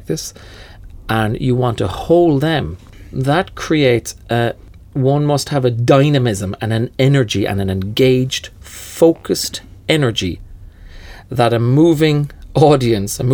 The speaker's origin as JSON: {"language": "English", "town": "Cork", "region": "Munster", "country": "Ireland", "also_born_or_lived": "Dublin", "moved": "yes", "said": "I moved to Dublin from Cork for that reason, to join a fellow Cork man"}